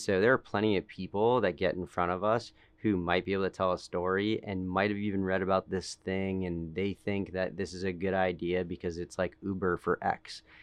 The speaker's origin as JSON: {"language": "English", "town": "Boston", "region": "Massachusetts", "country": "United States", "moved": "yes", "said": "I'm from Boston originally, grew up in a family of entrepreneurs"}